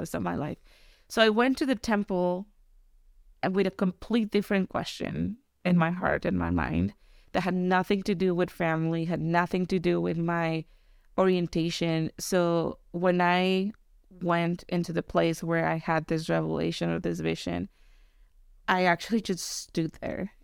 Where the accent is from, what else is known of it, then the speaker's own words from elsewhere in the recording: Tijuana, Baja California, Mexico; moved away; I was born in California, but I was raised in Mexico